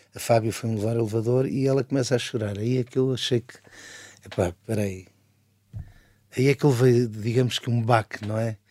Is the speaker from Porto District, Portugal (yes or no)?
no; Barreiro, Setúbal, Portugal; morava no Barreiro, não é? Passei a minha vida toda no Barreiro